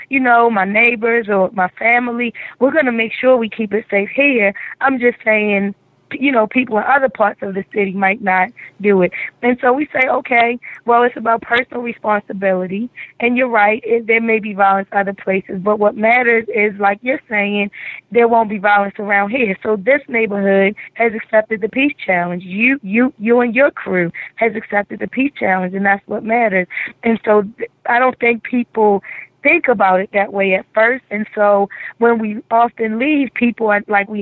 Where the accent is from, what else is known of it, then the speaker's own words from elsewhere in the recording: Baltimore, Maryland, United States; East Baltimore, Bel Air and Erdman, where I grew up in Zone 16